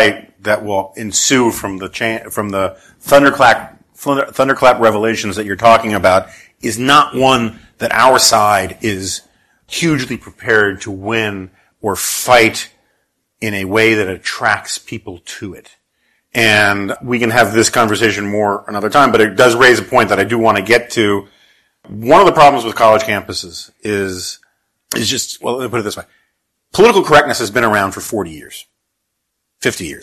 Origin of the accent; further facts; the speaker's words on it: New York City, New York, United States; I grew up in New York City in the 1970s.